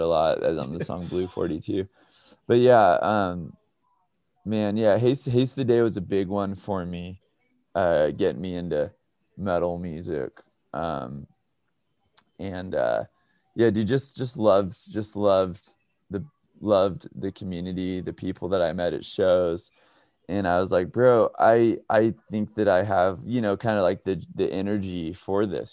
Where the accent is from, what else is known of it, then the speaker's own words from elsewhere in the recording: Redding, California, United States; now in Pasadena, United States; I grew up in uh, Redding, California, um, all the way up north